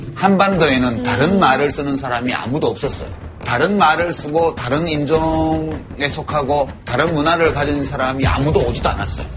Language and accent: Korean; South Korea; 왜 내가 한국에서 태어났을까